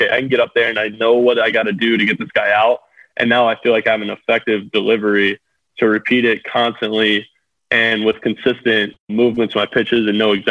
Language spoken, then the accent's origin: English; Atlanta, Georgia, United States; being from Atlanta